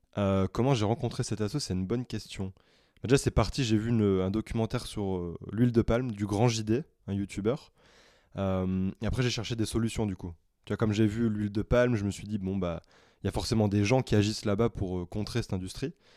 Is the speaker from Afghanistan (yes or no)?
no; the Nord, Hauts-de-France, France; moved away; je suis rentré chez moi dans le Nord